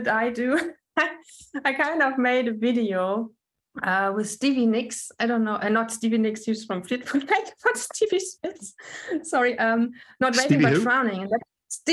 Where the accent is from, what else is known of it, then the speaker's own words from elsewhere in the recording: Weimar, Thuringia, Germany; English is a second language; also born or lived in Leipzig, Germany / Manchester, United Kingdom; I was born in Weimar